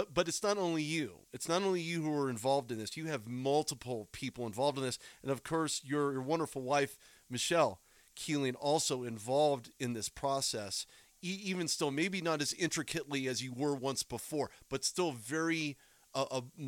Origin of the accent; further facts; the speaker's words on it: Southern California, United States; also born or lived in Bay Area, California; I was born in Southern California. I didn't get to the Bay Area until quite a while later.